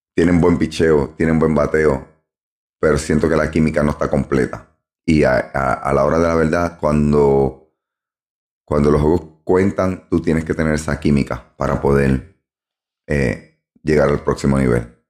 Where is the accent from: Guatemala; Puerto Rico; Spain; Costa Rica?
Puerto Rico; Ponce; moved away; en Ponce, Puerto Rico, como dije en el podcast anterior. Allí me crié, allí nací, allí me crié.